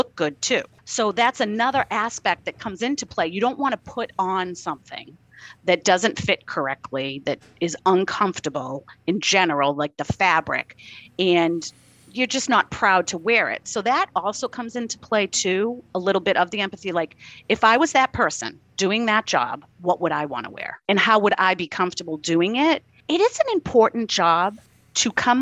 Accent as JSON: {"language": "English", "town": "Boston", "region": "Massachusetts", "country": "United States", "tie": "born or raised there", "said": "I'm from Boston, my accent"}